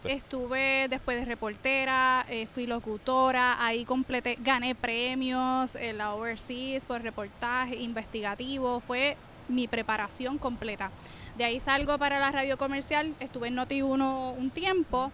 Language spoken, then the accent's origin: Spanish; Naranjito, Puerto Rico; soy de Naranjito, estudié periodismo en la Universidad de Puerto Rico